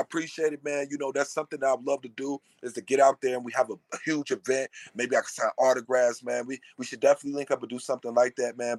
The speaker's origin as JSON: {"language": "English", "town": "Cincinnati", "region": "Ohio", "country": "United States", "tie": "born or raised there", "said": "I'm from Cincinnati"}